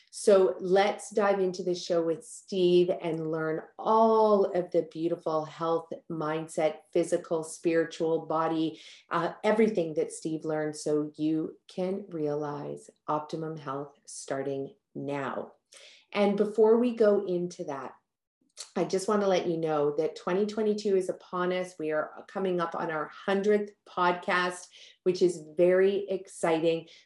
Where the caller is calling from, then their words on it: British Columbia, Canada; It is a gorgeous day outside here on the west coast of North America. I'm tuning in from Canada and from British Columbia.